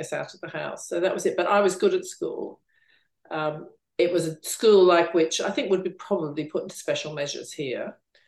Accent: Queensland, Australia; now in London, United Kingdom; I grew up in Queensland, Australia.

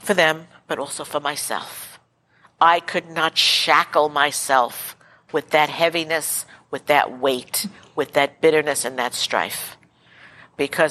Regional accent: New York City, New York, United States; I grew up Italian Catholic in Brooklyn, New York

